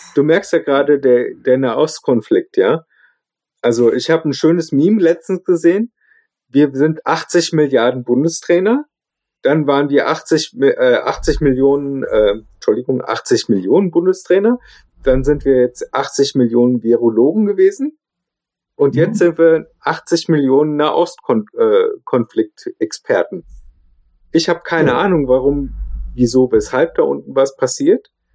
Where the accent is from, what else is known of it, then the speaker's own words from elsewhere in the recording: Germany; accent: German accent (in English); mein Englisch ich stehe zu meinem deutschen Akzent, kultiviere den